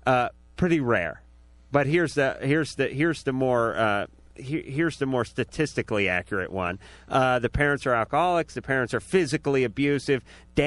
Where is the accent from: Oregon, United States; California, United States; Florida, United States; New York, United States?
California, United States; Los Angeles; my hometown, my beloved North Hollywood